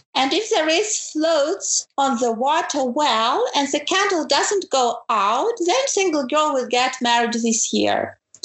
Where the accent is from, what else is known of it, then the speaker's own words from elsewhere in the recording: Ukraine; moved away as an adult; now in Germany; I'm originally from Ukraine